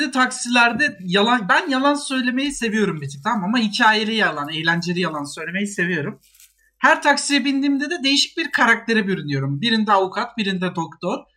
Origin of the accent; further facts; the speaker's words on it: Antalya, Turkey; Mehmet abi Antalya ben.